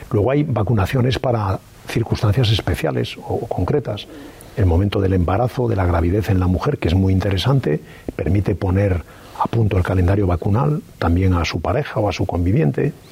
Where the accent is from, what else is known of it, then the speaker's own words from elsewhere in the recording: Galicia, Spain; como soy gallego, diría, tal vez, no lo sé.